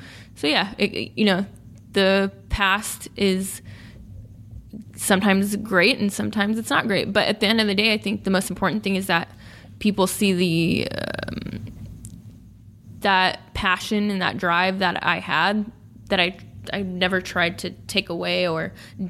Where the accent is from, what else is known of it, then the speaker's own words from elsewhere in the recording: Sacramento, California, United States; living and working in my hometown in Sacramento.